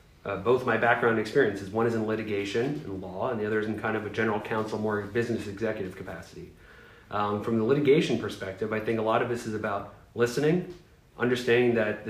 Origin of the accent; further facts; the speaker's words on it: Boca Raton, Florida, United States; now in Parkland, United States; I grew up in Boca Raton, South Florida, my whole life.